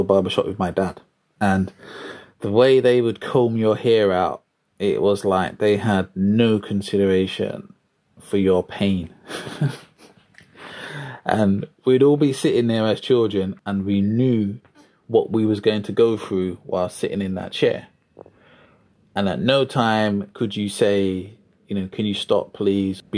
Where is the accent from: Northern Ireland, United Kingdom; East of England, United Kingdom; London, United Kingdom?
London, United Kingdom; I grew up in Deptford, South East London. I was born in Lewisham Hospital